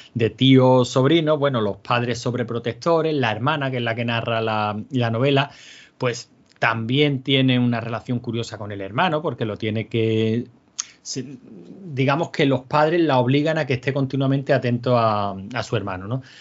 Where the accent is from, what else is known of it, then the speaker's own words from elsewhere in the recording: Andalusia, Spain; somos andaluces